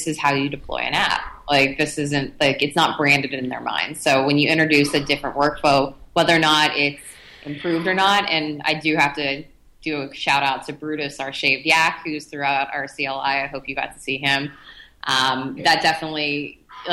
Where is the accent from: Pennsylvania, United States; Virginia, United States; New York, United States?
Pennsylvania, United States; Pittsburgh; now in California, United States